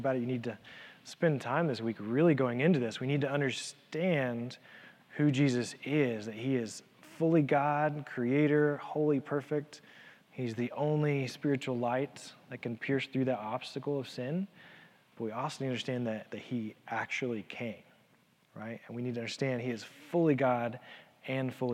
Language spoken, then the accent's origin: English; Elizabethton, Tennessee, United States; growing up in the church, growing up in Elizabethan